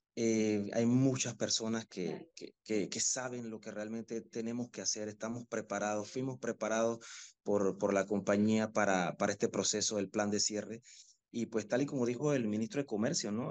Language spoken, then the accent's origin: Spanish; Panama; las personas que trabajamos, que igual somos panameños